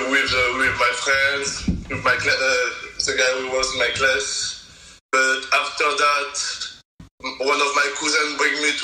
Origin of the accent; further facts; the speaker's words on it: Guadeloupe; English is a second language; also born or lived in France / Spain; now in Boston, United States; I was raised in Guadeloupe, in the Caribbean.